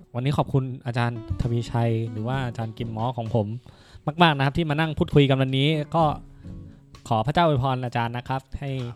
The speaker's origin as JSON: {"language": "Thai", "region": "Chiang Mai", "country": "Thailand", "tie": "born or raised there", "said": "ผมโตที่เชียงใหม่"}